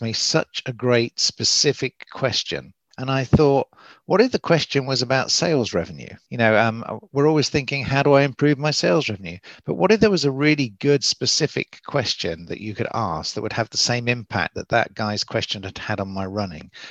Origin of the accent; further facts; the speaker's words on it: Oxford, South East England, United Kingdom; now in Southern California, United States; as you can probably tell from the accent, I'm English from Oxford, but I do live in Southern California